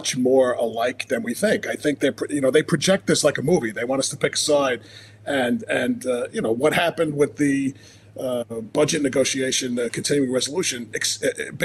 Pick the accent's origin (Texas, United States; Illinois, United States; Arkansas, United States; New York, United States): New York, United States; I'm from New York